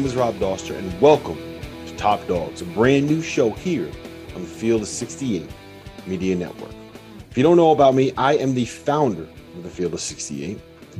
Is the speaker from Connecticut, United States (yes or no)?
yes; New Haven, Connecticut, United States; born and raised in New Haven